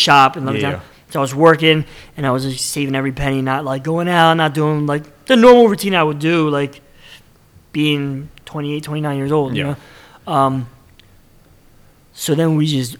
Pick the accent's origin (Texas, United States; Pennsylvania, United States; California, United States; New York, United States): Pennsylvania, United States; Bristol; I grew up in Bristol Borough, so it's like the next town over.